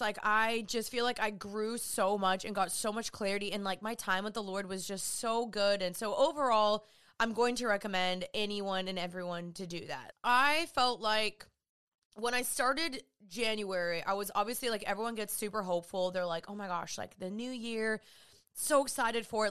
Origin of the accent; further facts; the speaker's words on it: Dallas, Texas, United States; I'm from Dallas, Texas. I'm living back here